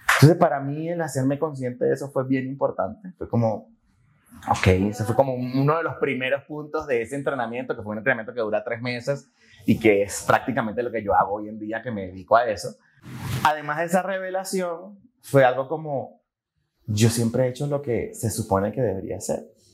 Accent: Maturín, Monagas, Venezuela; moved away as an adult; also born or lived in Caracas, Venezuela / France / Panama; now in Colombia; nací en una ciudad que se llama Maturín, en Venezuela. Entonces, nada, este, crecí ahí, estudié ahí

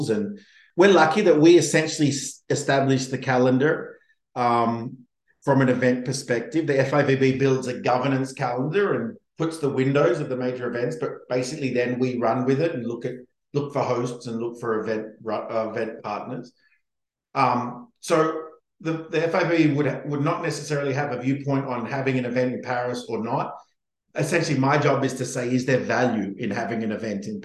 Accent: Australia; as an Australian, Brisbane afterwards is even more exciting.

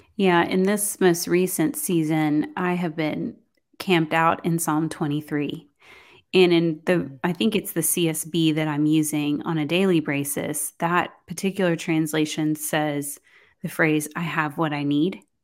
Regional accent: Houston, Texas, United States; also born or lived in College Station, Texas; I was gonna move from Houston to College Station

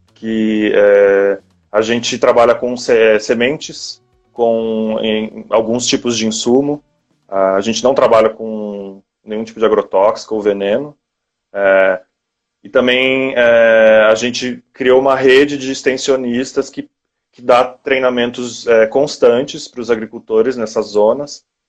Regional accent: Brazil; moved away; eu ser latino-americano

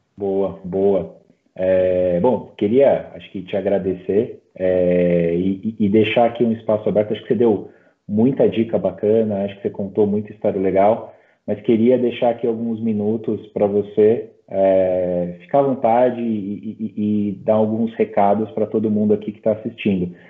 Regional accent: Brazil; como brasileiro

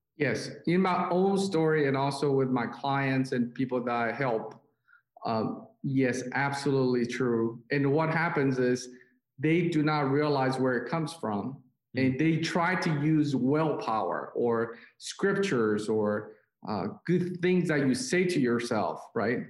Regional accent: South Korea; moved away; I'm uh, Chinese, but I was born and raised in South Korea.

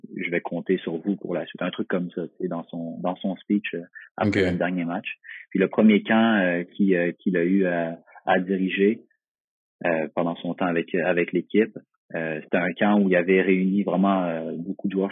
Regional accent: Magog, Quebec, Canada; je viens de Magog, au Québec, Canada

